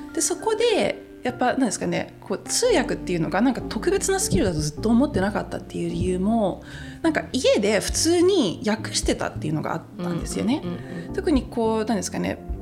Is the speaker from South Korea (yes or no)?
no; Croatia; 戦後のクロアチアに引っ越してきた時も